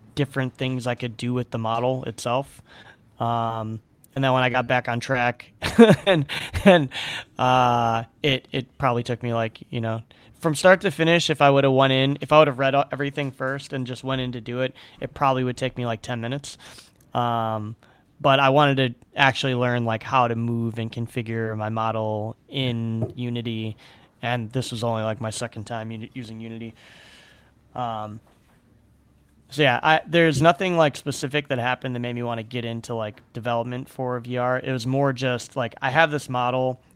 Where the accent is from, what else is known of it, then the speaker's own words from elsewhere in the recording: Chicago, Illinois, United States; growing up in Chicago